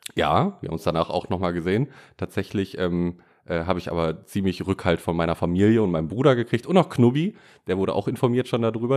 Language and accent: German; Bad Oeynhausen, North Rhine-Westphalia, Germany; da wo ich herkomme